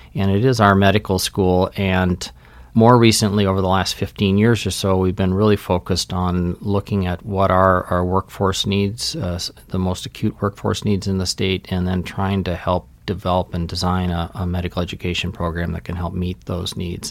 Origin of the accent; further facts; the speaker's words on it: Litchfield, Minnesota, United States; now in Flathead Valley, Montana, United States; I'm a native Minnesotan, so I grew up in a, uh, small rural community in central Minnesota, Litchfield